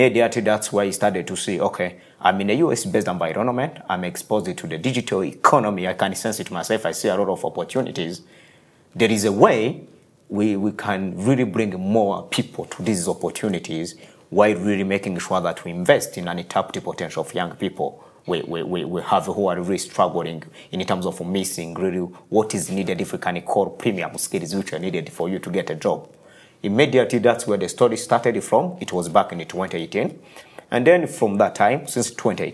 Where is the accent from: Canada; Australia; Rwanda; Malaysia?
Rwanda; moved away as an adult; also born or lived in United States; I'm born in rural areas of Rwanda